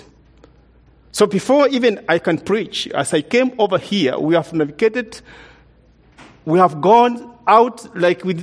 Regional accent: Kenya; moved away as an adult; now in United States; we came from Kenya, we came from a very different culture compared to the culture we came

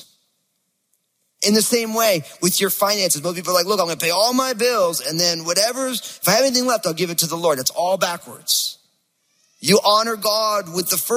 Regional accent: New Jersey, United States; I'm from New Jersey

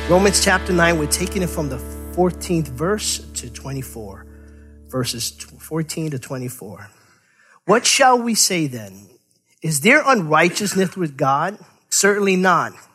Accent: New York City, New York, United States; growing up in New York City, we played stickball.

